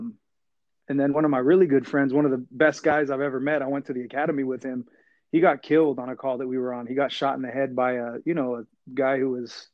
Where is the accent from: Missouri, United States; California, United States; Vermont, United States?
California, United States; Fresno; I grew up in Fresno, California.